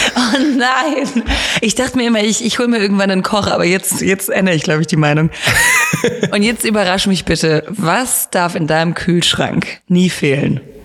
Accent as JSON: {"language": "German", "town": "Rottweil", "region": "Baden-Württemberg", "country": "Germany", "said": "ich komme ja aus Rottweil"}